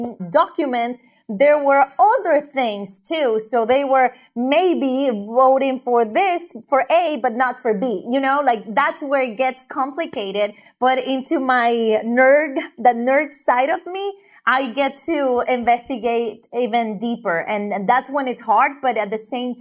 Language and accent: English; Honduras; now in United States; I'm from Honduras.